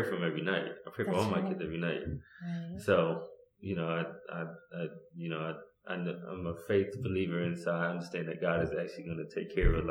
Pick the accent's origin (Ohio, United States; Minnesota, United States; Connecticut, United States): Connecticut, United States; I'm from Connecticut